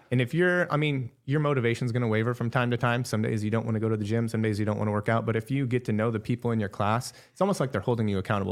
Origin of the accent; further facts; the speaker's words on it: Wall Lake, Iowa, United States; I'm from small town Iowa, Wall Lake, Northwest Iowa